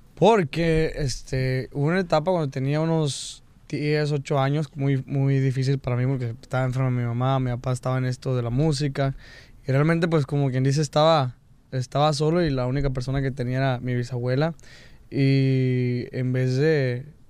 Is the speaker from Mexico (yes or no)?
yes; Mexico; cuando estoy aquí en Estados Unidos siento que porto mi bandera de México